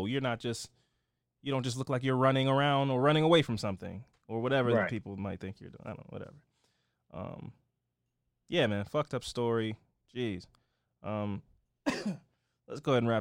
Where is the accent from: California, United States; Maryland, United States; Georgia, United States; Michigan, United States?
Maryland, United States; Baltimore; I'm from Baltimore. I'm black.